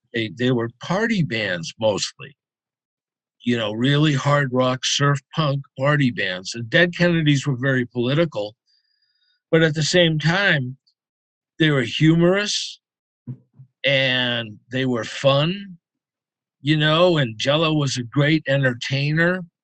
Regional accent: Concord, Massachusetts, United States; also born or lived in Boston; Concord, uh, right outside of Boston.

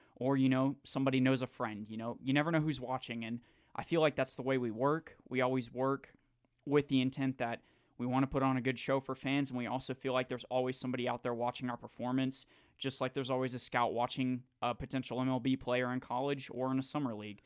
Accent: Jacksonville, Florida, United States; moved away; I'm from Jacksonville

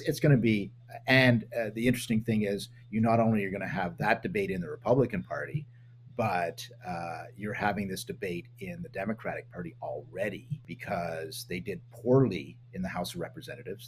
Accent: Canada; as a Canadian politician, when I was one

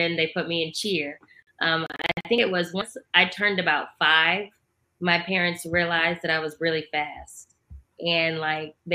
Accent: O'Fallon, Illinois, United States; I'm actually from a small town in southern Illinois. It's called O'Fallon

